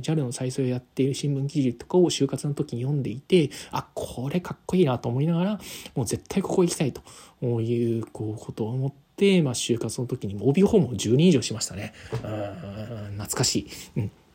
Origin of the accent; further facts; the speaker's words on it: Yokosuka, Kanagawa, Japan; もともと出身はね、神奈川の横須賀なんですよね。神奈川県横須賀市という、まあ、港町で、えー、生まれ育ちました